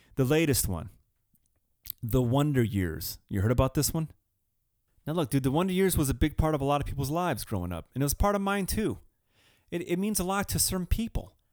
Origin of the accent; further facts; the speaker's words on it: Southern California, United States; Southern California